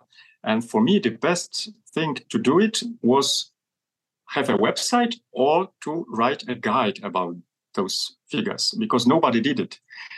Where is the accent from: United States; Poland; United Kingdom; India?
Poland; English is a second language; I grew up in Poland